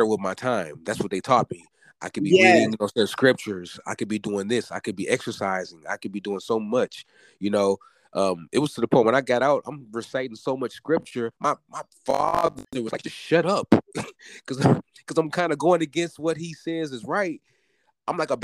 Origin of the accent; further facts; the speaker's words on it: the South, United States; I'm from the South.